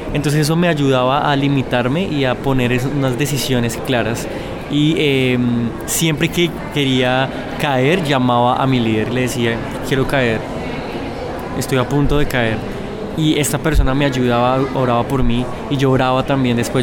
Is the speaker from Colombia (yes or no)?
yes; Bogotá, Colombia; Yo eh, nací en Bogotá, eh, crecí eh, pues